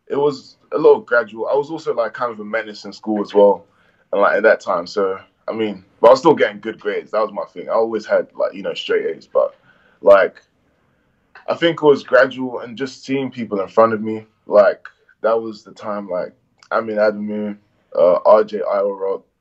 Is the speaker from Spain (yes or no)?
no; Nigeria; accent: Irish; I'm Nigerian and I was around Nigerians. I was living in Essex, so I was around a lot of Nigerians. But one thing was like I was a black kid with an Irish accent